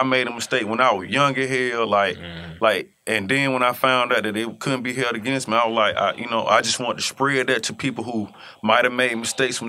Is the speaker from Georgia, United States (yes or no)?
yes; Atlanta, Georgia, United States; I'm from Atlanta